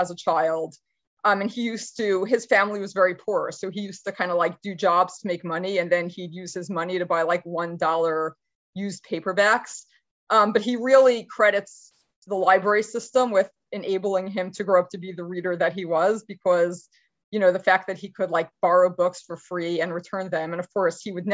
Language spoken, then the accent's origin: English; New York City, New York, United States; I grew up in Brooklyn, New York